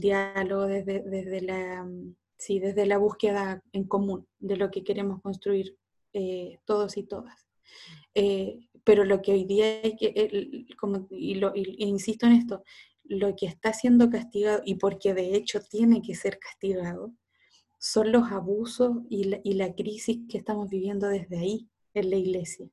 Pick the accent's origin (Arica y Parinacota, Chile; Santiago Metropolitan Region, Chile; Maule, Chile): Maule, Chile; Cauquenes; yo soy de cauquenes